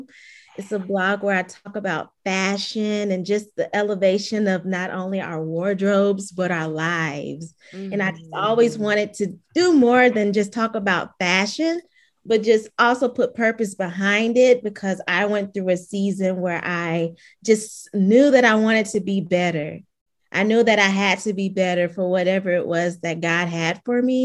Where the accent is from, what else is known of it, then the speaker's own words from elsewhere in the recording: Augusta, Georgia, United States; moved away as an adult; also born or lived in Atlanta, Georgia; now in Canton, United States; I'm a 29-year-old living currently in Canton, Georgia, but I'm from Augusta, Georgia